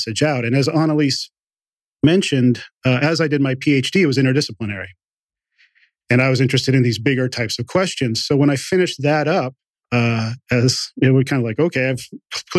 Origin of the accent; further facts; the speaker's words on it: Montana, United States; both my folks were educators and teachers when I grew up out in Montana